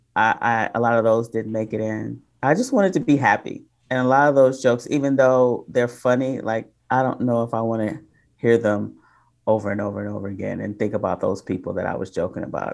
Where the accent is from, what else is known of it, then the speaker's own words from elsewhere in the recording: Detroit, Michigan, United States; moved away; also born or lived in Oakland; I'm originally from Detroit, but I started my comedy career in Oakland.